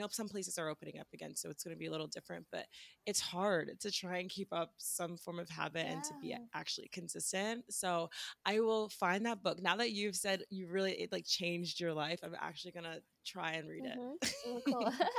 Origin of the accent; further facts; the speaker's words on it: Washington, District of Columbia, United States; I'm from Washington, D.C. I live here right now